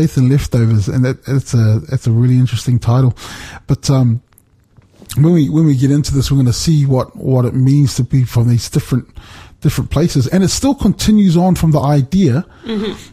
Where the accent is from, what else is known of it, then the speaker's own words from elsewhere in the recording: New Zealand; moved away; also born or lived in Australia; I remember being a child and I grew up in New Zealand